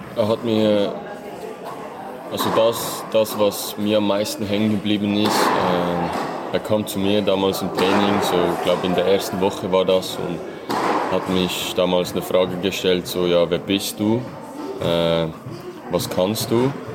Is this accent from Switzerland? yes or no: yes; Möhlin, Aargau, Switzerland; born or raised there